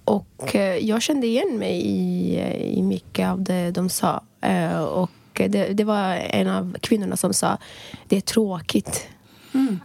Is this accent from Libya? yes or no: yes; Libya; moved away as an adult; now in Sweden; jag är född och uppvuxen i Libyen